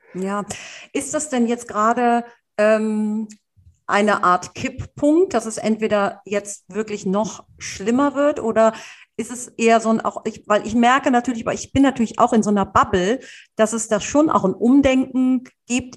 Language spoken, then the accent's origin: German; Cologne, North Rhine-Westphalia, Germany; ich bin ein Stadtkind, ich bin in der Stadt aufgewachsen, in Köln